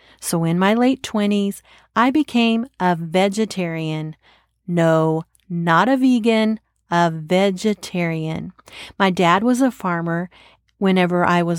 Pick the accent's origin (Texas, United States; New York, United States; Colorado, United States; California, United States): Texas, United States; I'm from Texas